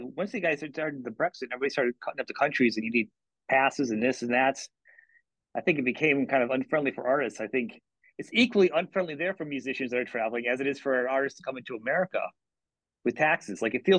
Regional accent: the North, United States; I'm from the north. I'm from the north, and I went to college, as you were saying earlier before we talked, in the south

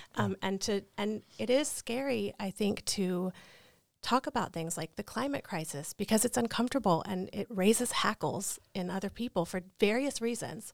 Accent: North Carolina, United States; I'm from North Carolina? I'm from the Bible Belt.

